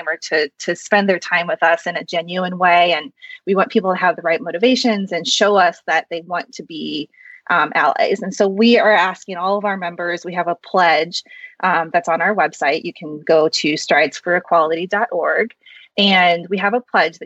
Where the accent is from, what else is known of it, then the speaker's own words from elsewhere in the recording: Midwest, United States; also born or lived in South Korea; I was adopted from South Korea, and I was raised in a white family in the Midwest in a predominantly white suburb.